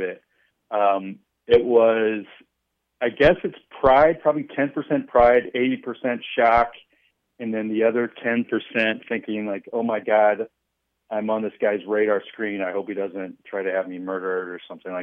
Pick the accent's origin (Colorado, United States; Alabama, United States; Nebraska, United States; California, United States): Nebraska, United States; Omaha; also born or lived in Chicago area; now in Chicago, United States; I grew up in Omaha, huge Nebraska fan